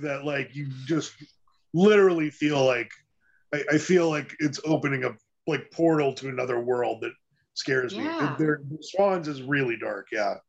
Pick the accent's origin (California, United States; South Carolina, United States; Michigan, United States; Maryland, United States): California, United States; Northern; I'm from Northern California.